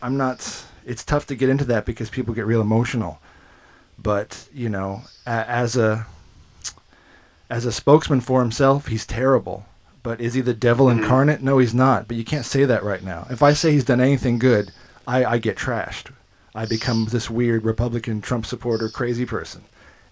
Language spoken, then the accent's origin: English; United States; moved away as an adult; now in Australia; I'm an American living in Australia now for 20 years